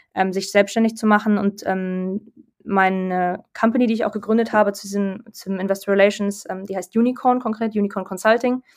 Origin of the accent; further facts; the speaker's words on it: Berlin, Germany; also born or lived in London; ich komme aus Berlin, ursprünglich